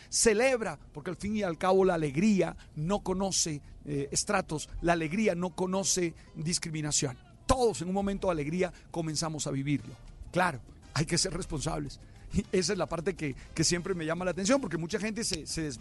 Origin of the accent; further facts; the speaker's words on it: Caribbean Region, Colombia; esa hibridación, de ese mestizaje que somos los que nacimos en el Caribe.